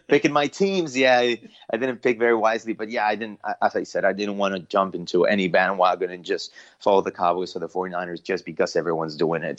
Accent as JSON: {"language": "English", "region": "Mexico City", "country": "Mexico", "tie": "born or raised there", "also_born_or_lived": "Long Beach, California", "moved": "yes", "lives_now": "United States", "said": "born and raised in Mexico City"}